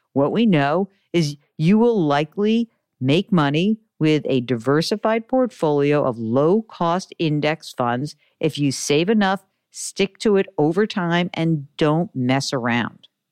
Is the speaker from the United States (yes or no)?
yes; New York, United States; I'm a Jew from New York